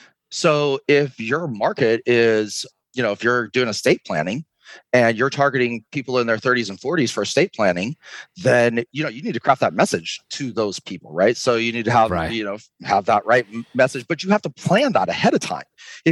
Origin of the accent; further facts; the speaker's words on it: California, United States; Listen, I'm from California originally, so I don't like most of people from Idaho.